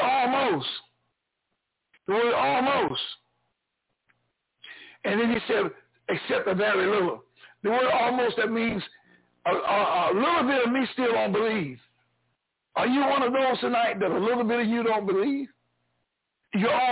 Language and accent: English; the South, United States; I grew up here in the South